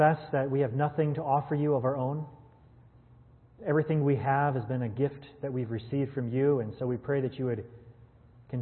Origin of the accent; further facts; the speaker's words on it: Wisconsin, United States; I was born and raised in Wisconsin